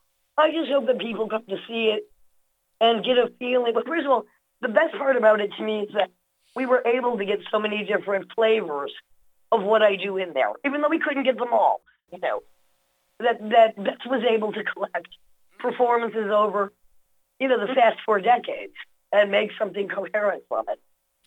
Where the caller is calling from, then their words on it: Brooklyn, New York, United States; I'm in Brooklyn.